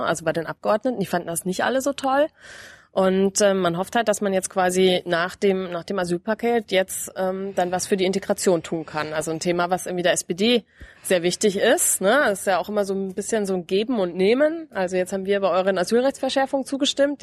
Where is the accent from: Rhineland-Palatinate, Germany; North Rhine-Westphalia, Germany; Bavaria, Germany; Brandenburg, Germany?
Bavaria, Germany; Lower; Ich komme aus Niederbayern, ähm, aus einem genau sehr kleinen Ort in Bayern.